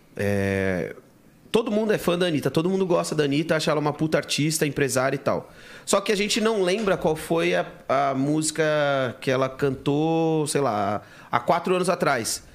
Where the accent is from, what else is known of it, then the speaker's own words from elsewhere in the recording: São Paulo, Brazil; eu nasci no Jaçanã